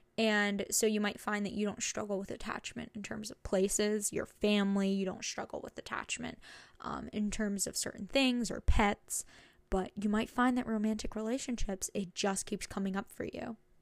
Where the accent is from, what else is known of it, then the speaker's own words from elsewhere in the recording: New Jersey, United States; moved away as an adult; now in Connecticut, United States; I'm from New Jersey, and this is my first time, like, moving out of state